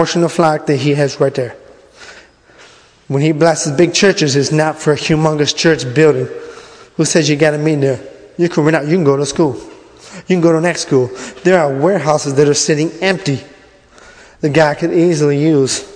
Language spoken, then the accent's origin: English; Massachusetts, United States; I'm from Massachusetts